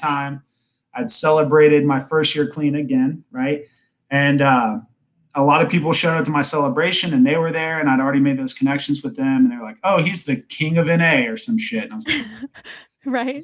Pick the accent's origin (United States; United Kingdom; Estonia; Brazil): United States; Kennesaw, Georgia; now in North Atlanta, United States; not Atlanta itself, but I grew up in Kennesaw